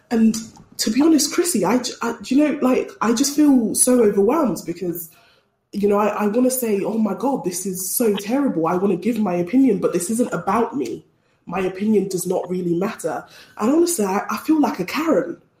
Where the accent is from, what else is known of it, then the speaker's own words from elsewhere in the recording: Colombia; I am from Colombia. If somebody does something, you go, oh yeah, but I'm Colombian.